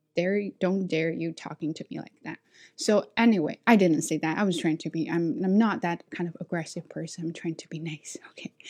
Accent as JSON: {"language": "English", "country": "China", "accent": "Chinese", "second_language": "English", "moved": "as an adult", "lives_now": "Canada", "said": "I'm from China"}